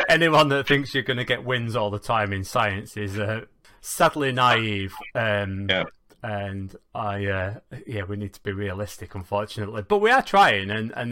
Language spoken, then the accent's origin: English; Manchester, North West England, United Kingdom; I'm from Manchester